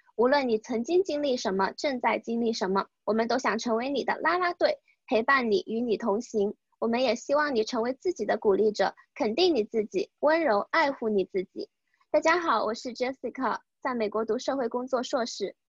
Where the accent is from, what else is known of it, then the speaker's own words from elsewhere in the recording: China; moved away as an adult; 在国内长大的女孩子